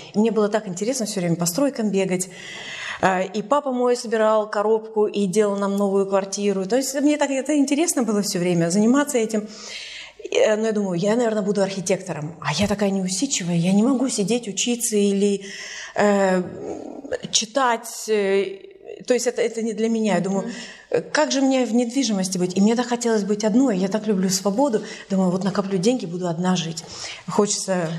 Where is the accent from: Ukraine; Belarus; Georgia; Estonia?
Estonia; Tallinn, Harju County; moved away as an adult; also born or lived in Sweden / Canada / Berlin; сама из Сталина. И из Сталина я уехала в 97